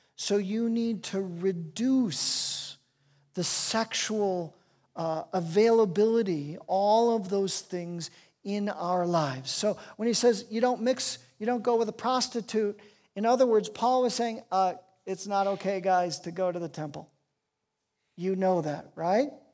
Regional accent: Chicago, Illinois, United States; I was raised in Chicago

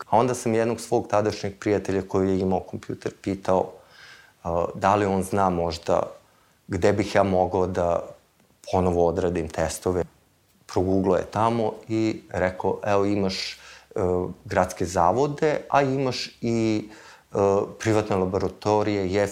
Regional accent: Vršac, Vojvodina, Serbia; s jedne strane nisam iz Beograda, iz Vršca sam, s druge strane nisam student.

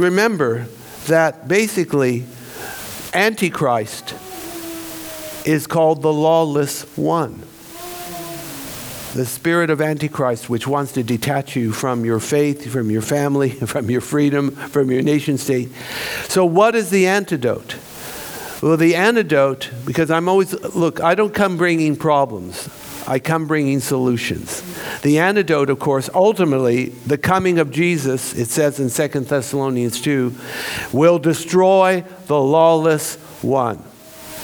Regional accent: California, United States; moved away as an adult; also born or lived in Jerusalem; now in Melbourne, Australia; I grew up in California, earthquake country

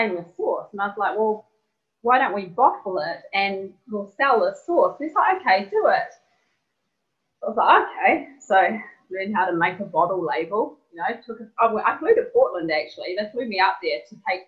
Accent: New Zealand; I'm from New Zealand.

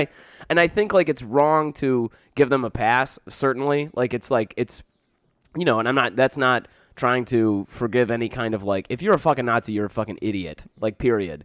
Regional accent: Canton, Michigan, United States; I grew up right next to Dearborn, I grew up in Plymouth, Canton, Michigan

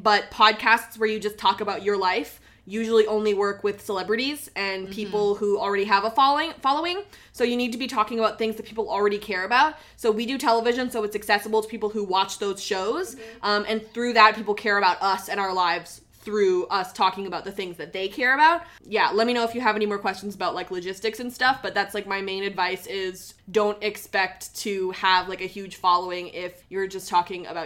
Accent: Canada; I'm Canadian, so I love ketchup chips

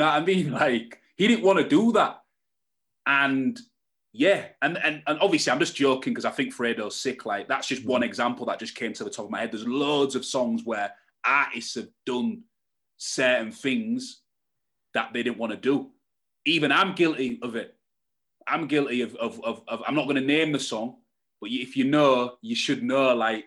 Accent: Hull, Yorkshire and the Humber, United Kingdom; I'm from Hull, where there's no blueprint for acts like me, and there's no industry infrastructure in Hull

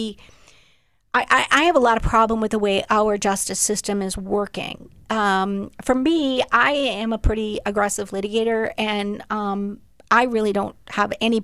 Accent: Minnesota, United States; moved away as an adult; also born or lived in Boston; I came from Minnesota.

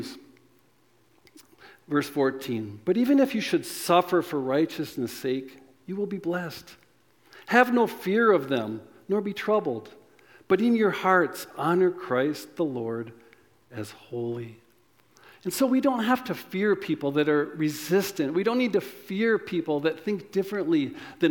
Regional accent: United States; I'm American

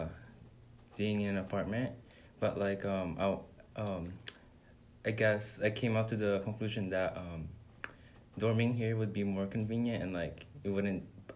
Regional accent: Santa Clara, California, United States; moved away as an adult; now in Bakersfield, United States; I'm from Santa Clara

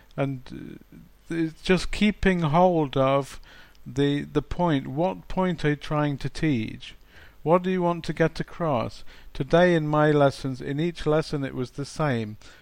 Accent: England, United Kingdom; now in Poland; I'm from England. I'm from the UK, but I I currently live in Poland.

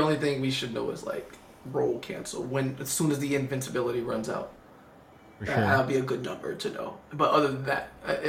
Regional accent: Miami, Florida, United States; I'm an American from Miami, Florida, Dade County 305.

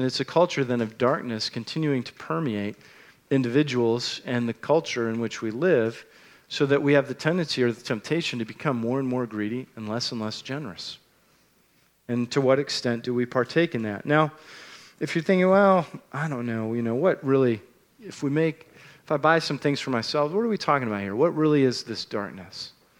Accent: United States; born there; I was born in America and not in Nigeria, which pretty much made all the difference in the world in the outcome of my life.

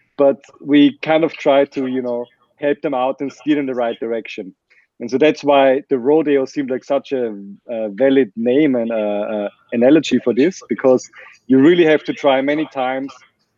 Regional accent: Vienna, Austria; English is a second language; Yes, I'm from Vienna, and it's a very German last name.

